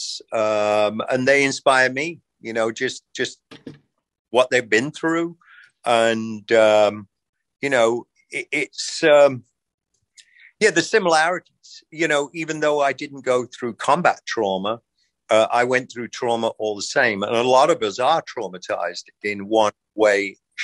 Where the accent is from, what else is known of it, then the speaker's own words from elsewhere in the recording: England, United Kingdom; now in United States; my experience growing up in England